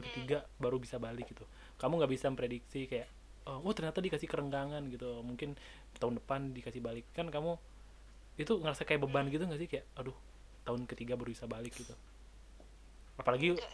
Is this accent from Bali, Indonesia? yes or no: yes; Bali, Indonesia; kan kita orang Bali